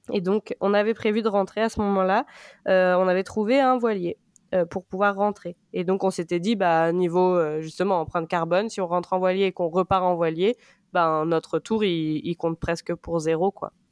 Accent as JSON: {"language": "French", "area": "a small village south of Rennes", "region": "Brittany", "country": "France", "said": "j'ai 29 ans et je viens d'un petit village au sud de Rennes."}